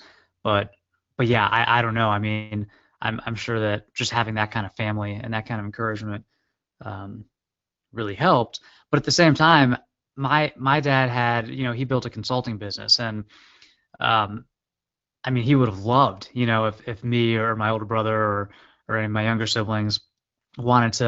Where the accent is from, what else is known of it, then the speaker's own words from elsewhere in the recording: Maryland DC area, United States; also born or lived in upstate New York; my dad is an IB was an IBMer, and then we moved down to DC when I was very like 4. He was still with IBM, so I grew up in the Maryland DC area